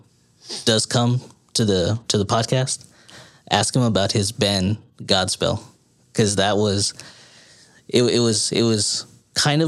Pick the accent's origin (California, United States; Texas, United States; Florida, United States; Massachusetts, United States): Texas, United States; San Antonio; moved away as an adult; now in Austin, United States; I was born and raised in San Antonio, Texas. So that's where I'm actually from.